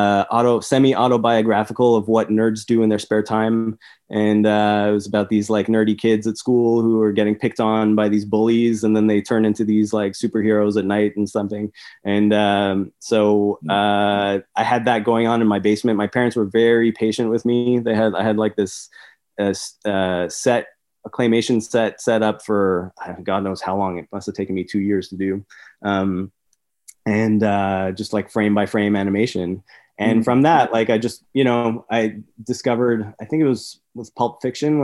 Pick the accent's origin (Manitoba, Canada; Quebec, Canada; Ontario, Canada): Quebec, Canada; Montreal; I grew up in Montreal